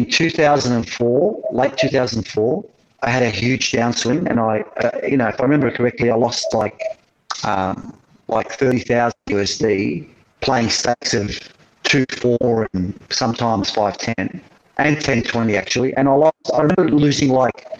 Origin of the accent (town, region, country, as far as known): Australia; accent: Australian